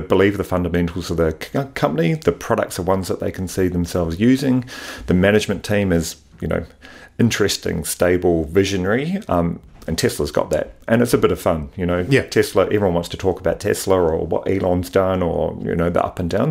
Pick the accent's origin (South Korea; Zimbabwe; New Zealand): New Zealand; Wellington; moved away as an adult; also born or lived in Sydney, Australia; born and raised in Wellington, went to university there